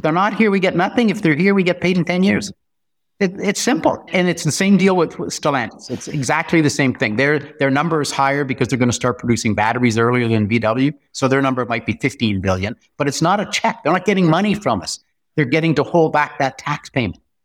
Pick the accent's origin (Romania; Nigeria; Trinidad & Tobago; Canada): Canada; North Bay, Ontario; I'm from North Bay, so we have a Crown Agency that's been there for one hundred twenty years